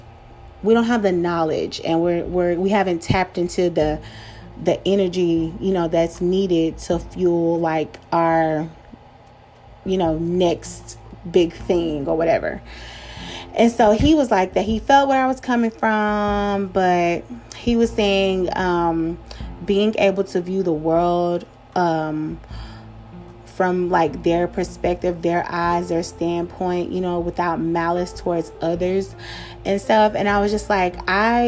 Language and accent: English; Pleasant Grove, United States; I grew up in Pleasant Grove, you know what I'm saying? The projects of Pleasant Grove